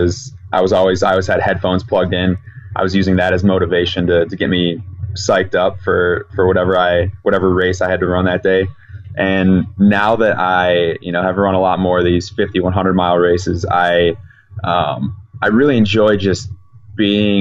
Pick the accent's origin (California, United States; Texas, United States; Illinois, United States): Illinois, United States; Chicago